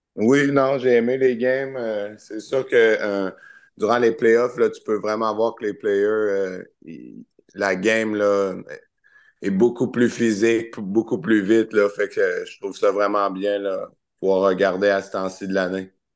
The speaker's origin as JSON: {"language": "French", "town": "Charny", "region": "Quebec", "country": "Canada", "said": "je viens de Charny"}